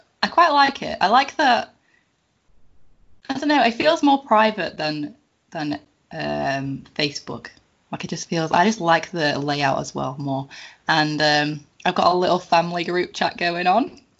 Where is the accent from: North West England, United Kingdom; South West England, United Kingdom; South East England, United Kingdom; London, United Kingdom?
North West England, United Kingdom; Ulverston; moved away as an adult; now in Isle of Man; I was originally from Ulverston in Cumbria